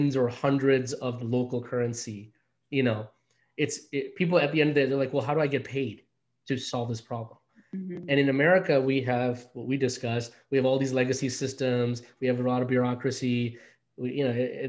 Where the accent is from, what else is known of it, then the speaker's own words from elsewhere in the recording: New York City, New York, United States; also born or lived in India; growing up in, you know, in Queens